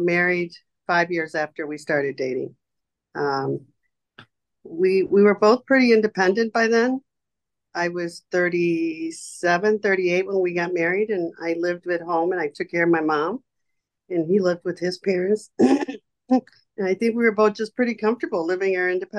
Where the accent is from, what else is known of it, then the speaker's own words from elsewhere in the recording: Chicago, Illinois, United States; I came from Pilsen, and I was the very first one in my family to ever go to college.